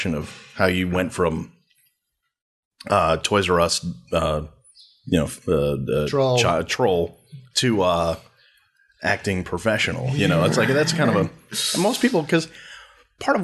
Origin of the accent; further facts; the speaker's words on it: Long Island, New York, United States; I grew up on Long Island